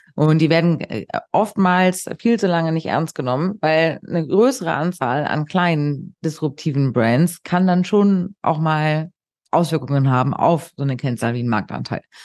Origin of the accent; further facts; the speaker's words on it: Hamburg, Germany; ich bin Hamburgerin